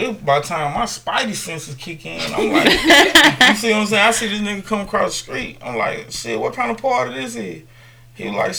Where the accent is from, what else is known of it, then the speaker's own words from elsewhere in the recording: Grenada, Mississippi, United States; I'm from Grenada, Mississippi.